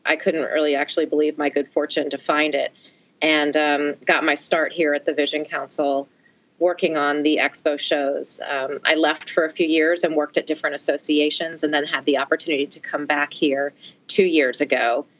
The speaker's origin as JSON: {"language": "English", "area": "outside of Philadelphia", "region": "Pennsylvania", "country": "United States", "tie": "born or raised there", "also_born_or_lived": "Maryland / Washington, D.C.", "moved": "as an adult", "said": "I grew up outside of Philadelphia"}